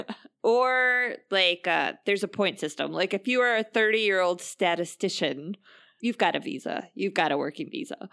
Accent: United States; as an American

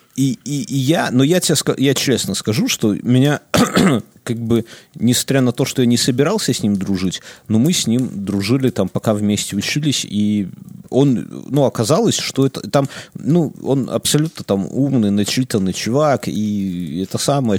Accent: Belarus; мы все белорусы

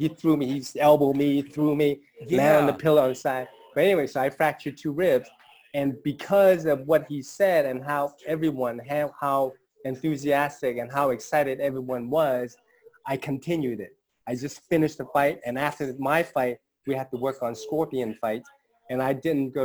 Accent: United States; I grew up here in the States

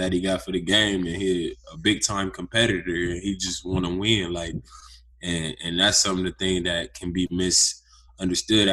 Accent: Youngstown, Ohio, United States; moved away; also born or lived in Ventura, California; I'm actually from Youngstown, Ohio, which is a small town. And basically, I mean, I grew up living with my mom

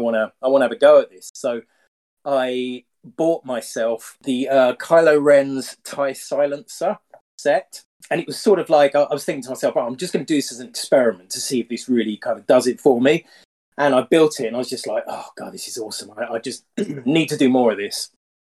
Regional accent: United Kingdom; Yeah, no, I'm just a normal dude from the UK. I live in what's probably the greyest city in the UK

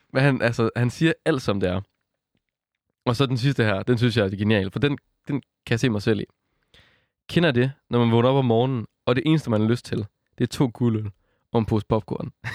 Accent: West Jutland, Central Denmark Region, Denmark; accent: Jutlandic; når man hører min accent, at, øh, at jeg er fra Jylland, tror jeg ikke. Nå. og jeg er fra Vestjylland.

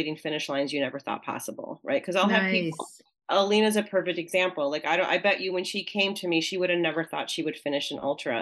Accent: Pittsfield, Massachusetts, United States; my hometown of Pittsfield, Massachusetts

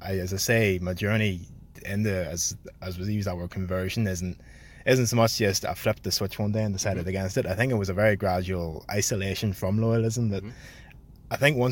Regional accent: Belfast, Northern Ireland, United Kingdom; I was born in Belfast, but raised sort of East Belfast in the Craigie areas

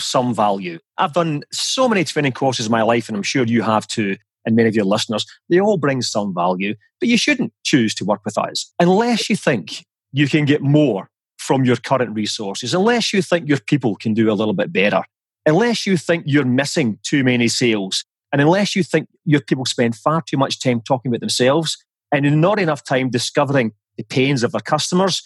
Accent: Scotland, United Kingdom; moved away as an adult; also born or lived in United States; now in Switzerland; as you can probably tell from my charming accent, I am Scottish

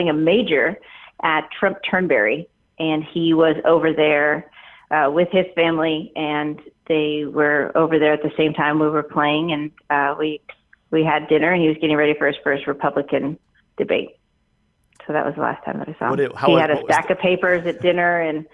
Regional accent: Sacramento, California, United States; Sacramento, in my hometown

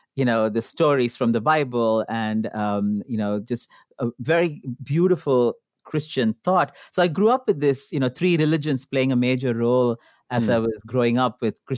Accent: Sri Lanka; I grew up in Sri Lanka, a predominantly Buddhist country with multiple religious minorities, and my family was Hindu.

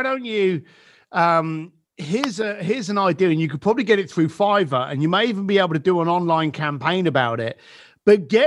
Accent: United Kingdom; I'm British for a start. So, you know, we were born on sarcasm.

